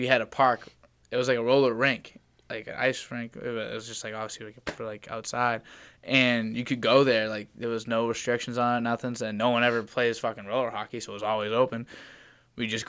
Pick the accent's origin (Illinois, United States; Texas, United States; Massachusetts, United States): Massachusetts, United States; Medford; I was from Medford. I went to Medford